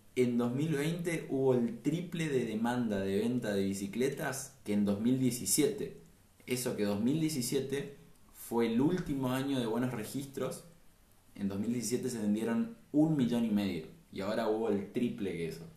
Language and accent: Spanish; Puerto Iguazú, Misiones, Argentina; nosotros somos de Puerto Iguazú Misiones, la ciudad de las Cataratas